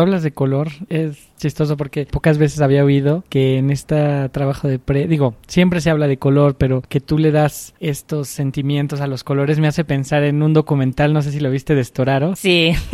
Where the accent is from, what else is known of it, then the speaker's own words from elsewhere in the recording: Mexico; aquí también en México estamos acostumbrados un poco a trabajar como los gringos